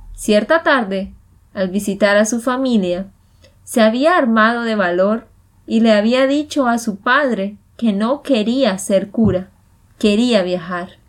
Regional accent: Santander, Colombia; de Santander, Colombia

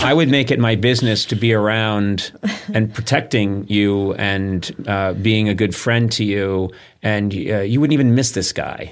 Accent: East Coast, United States; now in Los Angeles, United States; I grew up on the East Coast.

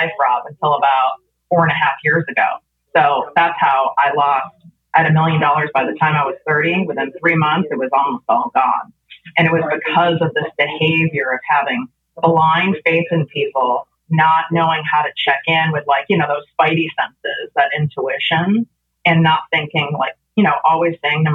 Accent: Chicago, Illinois, United States; now in Calabasas, United States; I grew up in North Shore, Chicago

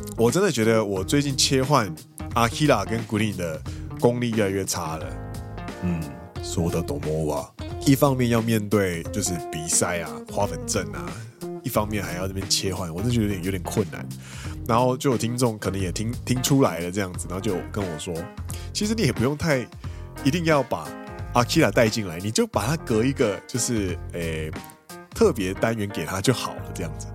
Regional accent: Kaohsiung, Taiwan; moved away as an adult; now in Japan; 我是一个土生土长的高雄人

